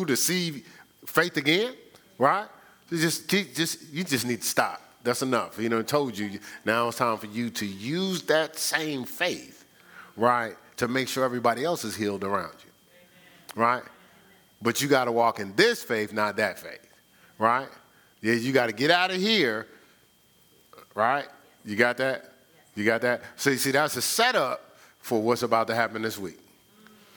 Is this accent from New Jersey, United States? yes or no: yes; Newark, New Jersey, United States; I'm from Newark